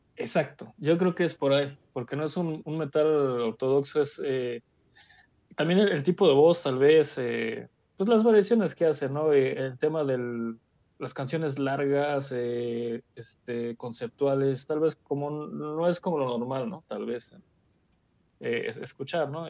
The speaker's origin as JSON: {"language": "Spanish", "country": "Mexico", "said": "yo soy mexicano"}